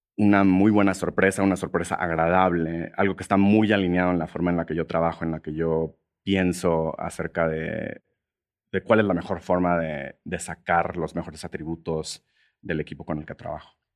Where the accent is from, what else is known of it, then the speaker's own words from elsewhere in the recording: Monterrey, Nuevo León, Mexico; moved away as an adult; also born or lived in San Francisco, United States; now in Mexico City, Mexico; yo, crecí en Monterrey, que es una ciudad relativamente conservadora